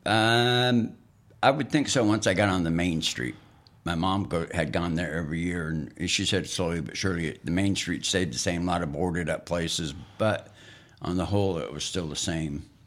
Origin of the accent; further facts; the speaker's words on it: Wolf Point, Montana, United States; moved away; also born or lived in Poplar, Montana / California; my hometown of Wolf Point, Montana